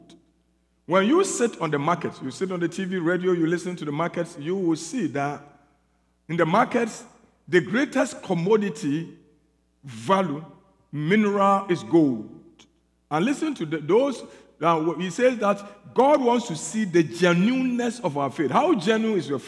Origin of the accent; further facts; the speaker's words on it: South Africa; I'm here from South Africa